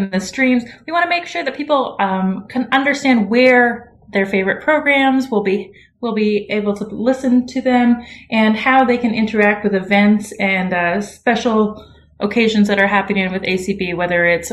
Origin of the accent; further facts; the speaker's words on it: Ottawa, Ontario, Canada; moved away as an adult; now in Savannah, United States; I'm from the capital, Ottawa